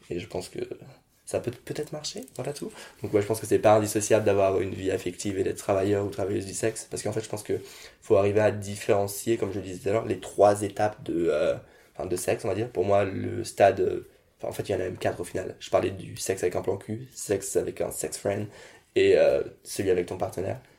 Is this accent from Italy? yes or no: no; France; je suis né en France, je suis français